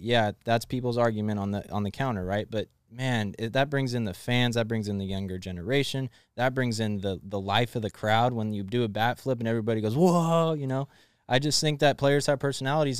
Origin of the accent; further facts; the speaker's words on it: Elk Grove, California, United States; I'm from Elk Grove